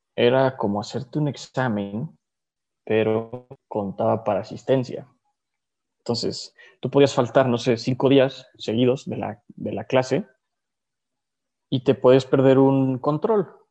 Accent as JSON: {"language": "Spanish", "country": "Mexico", "also_born_or_lived": "Andalusia, Spain", "said": "vengo de México"}